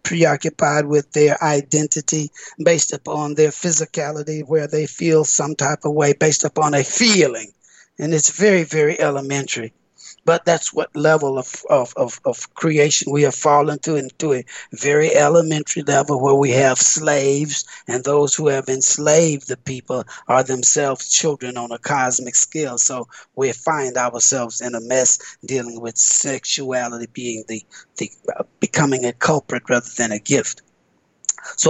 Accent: United States; me being American black

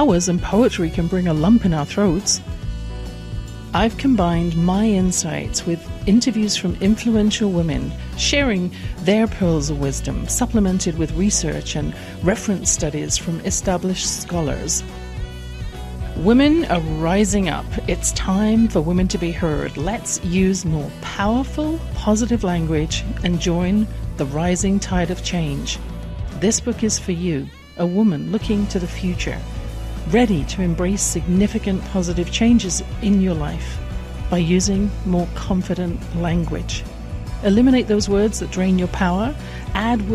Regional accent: England, United Kingdom; I grew up in England in a house with a flow of negative comments

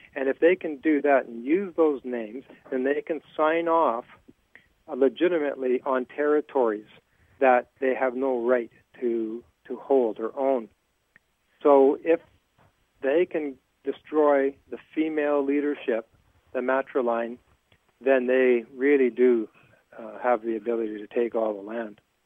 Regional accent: Terrace, British Columbia, Canada; my hometown of Terrace

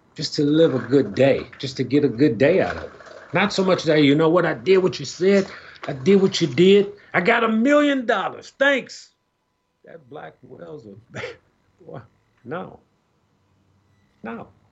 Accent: Chicago, Illinois, United States; I'm from Chicago

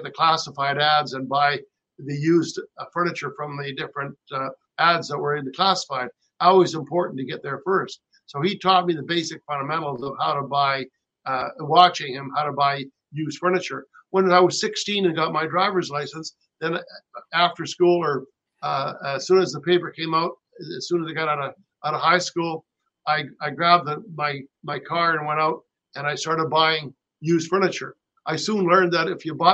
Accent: Canada; also born or lived in Rancho Mirage, California; as a Canadian

